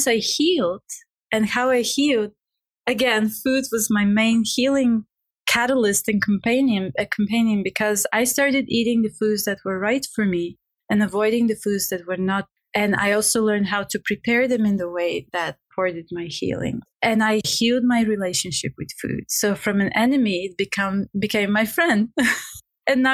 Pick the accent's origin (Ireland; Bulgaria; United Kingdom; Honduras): Bulgaria; English is a second language; moved away; I'm from Bulgaria. English is my not even second language, is my third language.